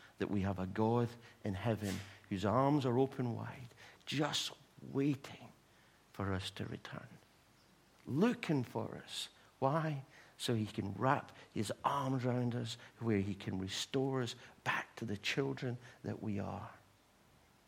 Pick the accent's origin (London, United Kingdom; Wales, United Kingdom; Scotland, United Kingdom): Scotland, United Kingdom; Livingston; moved away as an adult; now in England; I was going back to my hometown, Livingston, and I put a message out on Facebook to say, I'm back home.